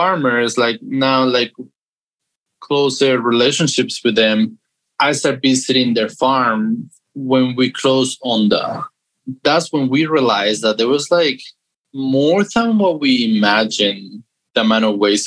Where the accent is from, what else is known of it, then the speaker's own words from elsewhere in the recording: Guadalajara, Jalisco, Mexico; moved away as an adult; also born or lived in Tulum, Mexico; I'm from Mexico. I grew up in Guadalajara, Jalisco, and I lived there until when I was 19